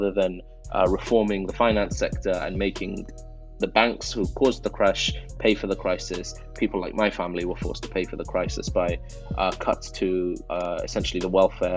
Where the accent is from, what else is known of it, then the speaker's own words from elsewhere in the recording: London, United Kingdom; English is a second language; also born or lived in Iran; I went to primary school in Northwest London, and then secondary school and college in Northwest London as well. You know, I grew up in a council estate with a single mum